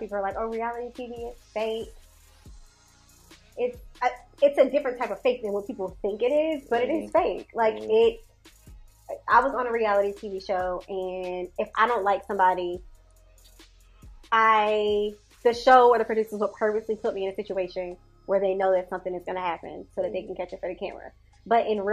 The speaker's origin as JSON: {"language": "English", "town": "Atlanta", "region": "Georgia", "country": "United States", "tie": "born or raised there", "said": "I was raised in Atlanta"}